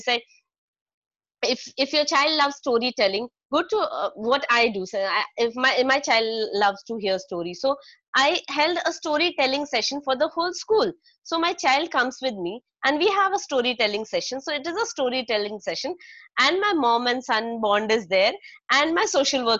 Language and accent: English; Nainital, Uttarakhand, India; moved away; It is my hometown, Nainital